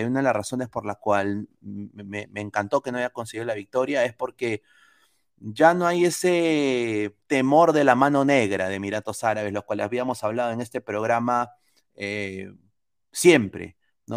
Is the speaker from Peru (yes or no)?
yes; Peru; moved away; como peruano, como hincha, como que amo a mi país, viviendo acá afuera